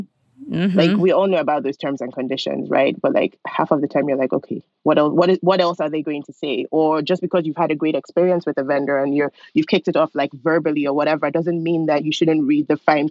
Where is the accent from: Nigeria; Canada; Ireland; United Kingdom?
Nigeria; moved away as an adult; also born or lived in Lawrence, Kansas, United States; now in United States; I'm originally from Nigeria, and I moved here for college a long time ago, in 2003.